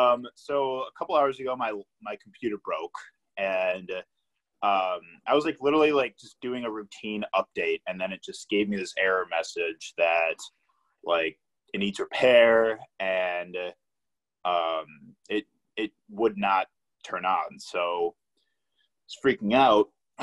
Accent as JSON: {"language": "English", "region": "Illinois", "country": "United States", "moved": "as an adult", "lives_now": "Milwaukee, United States", "said": "I went through that when I moved to Milwaukee for school. I came from Illinois"}